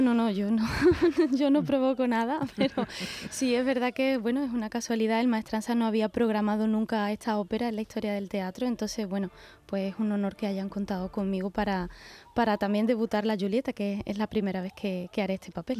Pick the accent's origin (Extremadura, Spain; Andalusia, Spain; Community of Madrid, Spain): Andalusia, Spain; Seville; Sevilla, que es mi tierra